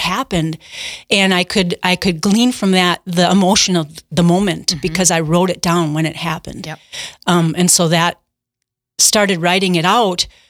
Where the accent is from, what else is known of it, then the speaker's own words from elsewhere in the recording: Milwaukee, Wisconsin, United States; moved away as an adult; I grew up in the Milwaukee area